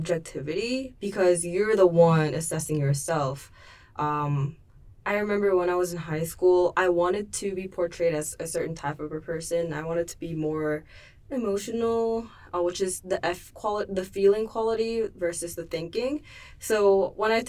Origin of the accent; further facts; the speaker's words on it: Seoul, South Korea; I was born in Seoul, South Korea